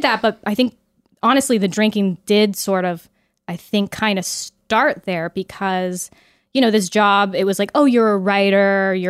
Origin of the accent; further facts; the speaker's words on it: Pleasanton, California, United States; also born or lived in Los Angeles; I'm from the Bay Area. Okay. So from the Bay Area, came to LA for film school, went back home